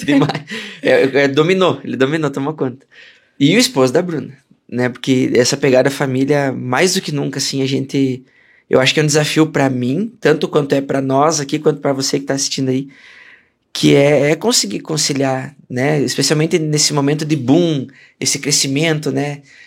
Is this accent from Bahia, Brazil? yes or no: no; Rio Grande do Sul, Brazil; moved away as an adult; also born or lived in Minas Gerais; eu sou gaúcho de, de nascimento, né? E tradição